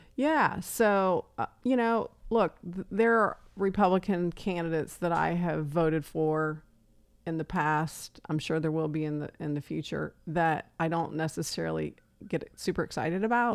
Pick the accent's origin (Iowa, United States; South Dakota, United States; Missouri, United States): Iowa, United States; Emmetsburg; also born or lived in Jacksonville, Florida; I was about eight when we moved from Florida back to small town Iowa